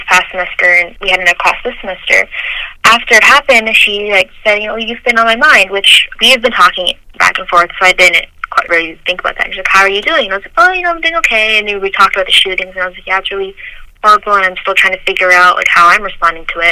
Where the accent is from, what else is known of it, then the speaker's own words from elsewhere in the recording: United States; I am Asian American